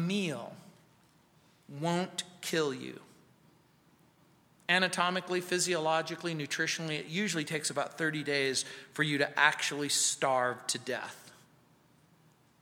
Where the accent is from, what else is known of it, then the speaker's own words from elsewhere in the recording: Mojave Desert, California, United States; now in Littleton, United States; growing up in the Mojave Desert.